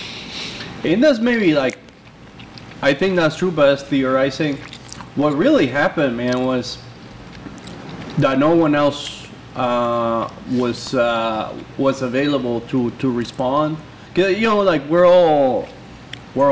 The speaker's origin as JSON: {"language": "English", "country": "Guatemala", "also_born_or_lived": "Guatemala City", "moved": "yes", "lives_now": "Nashville, United States", "said": "construction workers coming from my country, from Guatemala"}